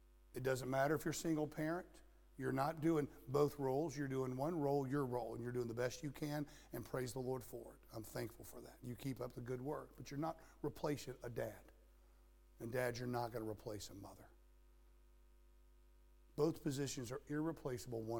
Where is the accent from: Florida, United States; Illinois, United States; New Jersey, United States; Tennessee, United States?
Florida, United States; moved away; also born or lived in Nebraska; I grew up in Florida where we always had the sun